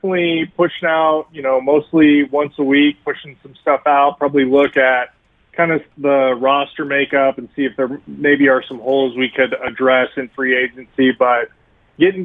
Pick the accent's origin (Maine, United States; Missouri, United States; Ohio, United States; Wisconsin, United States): Missouri, United States; Kansas City; now in St. Louis, United States; I'm from Kansas City, so I grew up in Kansas City